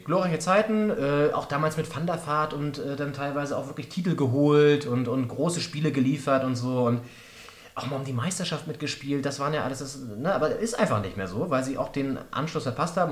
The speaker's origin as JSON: {"language": "German", "town": "Flensburg", "region": "Schleswig-Holstein", "country": "Germany", "moved": "yes", "lives_now": "Berlin, Germany", "said": "In Flensburg, ganz oben an der, an der Grenze zu Dänemark"}